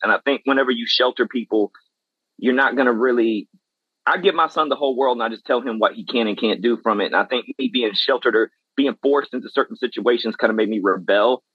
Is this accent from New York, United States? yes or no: no; West Columbia, South Carolina, United States; I am from the West Columbia, Lexington side of South Carolina